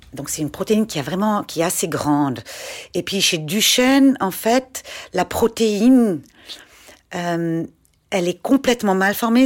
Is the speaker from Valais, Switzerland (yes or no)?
no; Schaffhausen, Switzerland; J'ai grandi euh, en Suisse allemande, à Schaffhouse